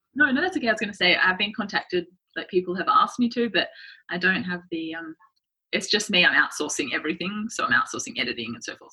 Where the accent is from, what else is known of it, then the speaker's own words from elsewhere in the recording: Sydney, New South Wales, Australia; moved away as an adult; now in New York, United States; I'm from Sydney, Australia. I've just moved to New York at the start of this year.